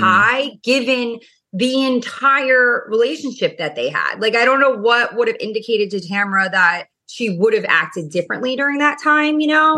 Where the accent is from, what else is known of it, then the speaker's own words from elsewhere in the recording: New York, United States; now in Orange County, United States; I'm obviously from New York and, you know, Orange County.